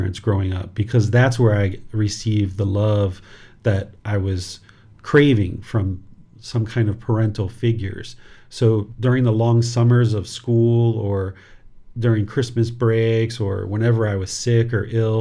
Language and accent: English; Southern Maryland, United States; moved away as an adult; also born or lived in Washington, D.C.; now in Thailand; I was born in Washington, D.C. and grew up in Southern Maryland